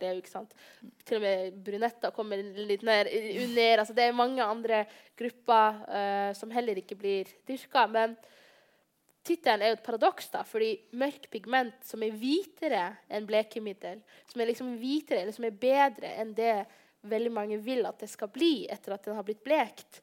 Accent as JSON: {"language": "Norwegian", "town": "Bodø", "region": "Nordland", "country": "Norway", "said": "jeg kommer fra Bodø, og det er en liten by med 55 000, 55 000 innbyggere"}